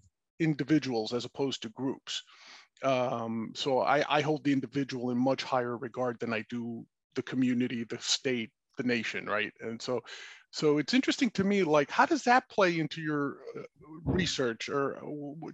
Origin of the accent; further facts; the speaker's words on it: New York City, New York, United States; I grew up in New York City